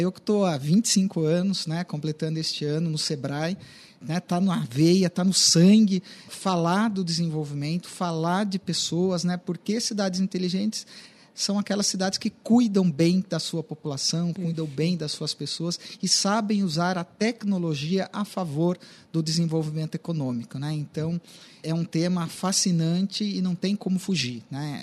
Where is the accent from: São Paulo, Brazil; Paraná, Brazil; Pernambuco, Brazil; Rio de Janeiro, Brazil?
São Paulo, Brazil; Sorocaba; eu, como sorocabano, me orgulho muito de ter vivido